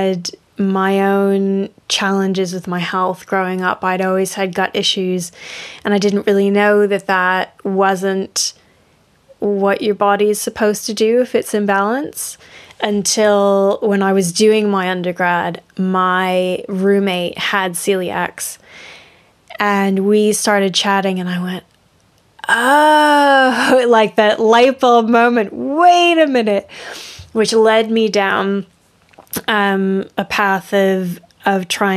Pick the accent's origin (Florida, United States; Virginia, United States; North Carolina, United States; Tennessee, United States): Florida, United States; now in Yorkshire, United Kingdom; I'm originally from Florida